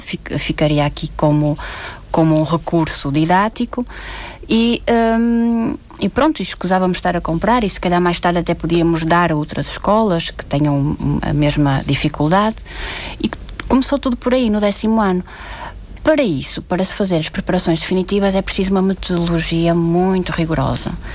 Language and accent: Portuguese; Porto, Norte, Portugal; moved away as an adult; also born or lived in Azores / Terceira; now in São Miguel, Portugal; vim para o Porto, eh, de onde sou na, natural